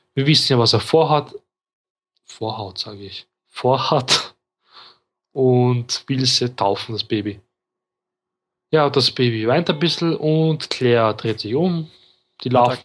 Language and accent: German; Austria; ich bin Österreicher